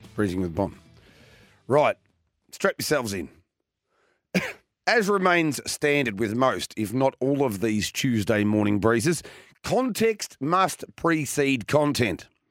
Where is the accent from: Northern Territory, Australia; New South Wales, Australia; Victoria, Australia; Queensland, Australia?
Victoria, Australia; my home state